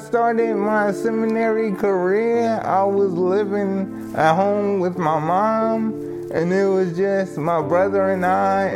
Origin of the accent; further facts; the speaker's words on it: Somerset, New Jersey, United States; I'm from Somerset, New Jersey